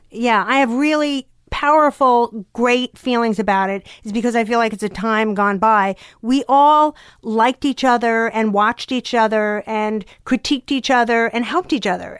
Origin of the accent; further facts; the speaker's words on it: Long Island, New York, United States; I was from Long Island